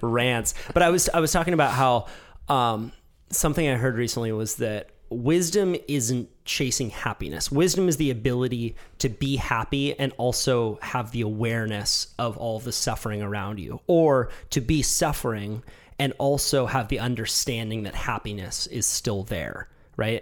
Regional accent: United States; as an American

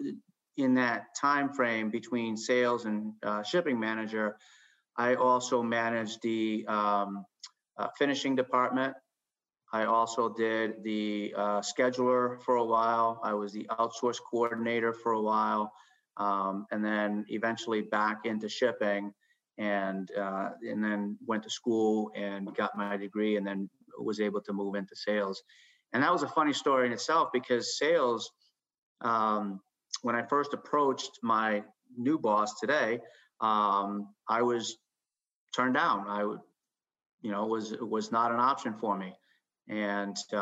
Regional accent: Chicago, Illinois, United States; now in Massachusetts, United States; growing up in Chicago, I grew up with blinders

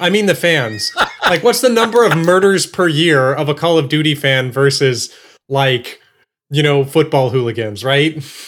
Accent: Texas, United States; I was born in Texas and raised in Texas

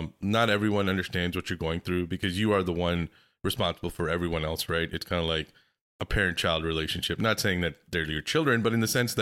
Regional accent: Pakistan; I'm from Pakistan

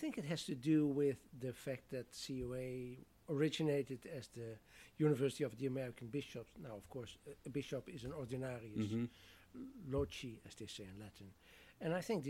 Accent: southern Netherlands, Netherlands; moved away; I'm from the southern part of the Netherlands, where most of the population was Catholic

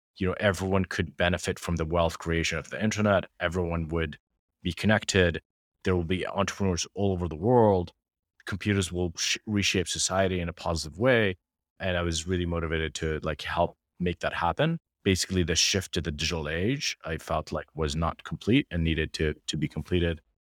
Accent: Jordan; moved away; we're two kids from Jordan

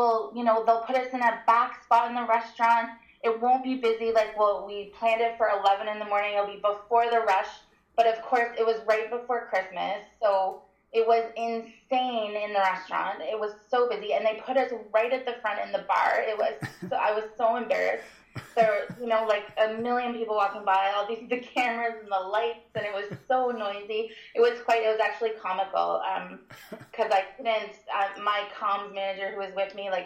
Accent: Ottawa, Ontario, Canada; also born or lived in Winnipeg, Manitoba / Scotland / Germany; we came back to the Ottawa area when I was five so I could start school here. I actually grew up in Ottawa

